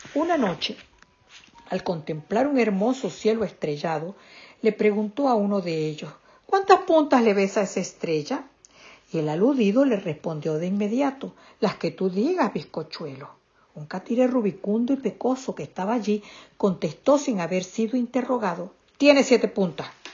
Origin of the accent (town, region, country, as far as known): Venezuela